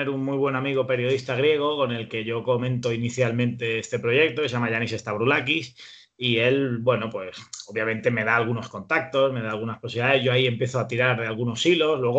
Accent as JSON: {"language": "Spanish", "country": "Spain", "said": "soy un periodista español"}